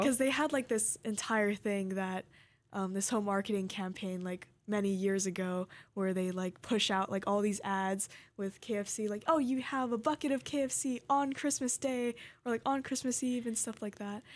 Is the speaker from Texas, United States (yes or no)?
no; Hawaii, United States; I grew up in Hawaii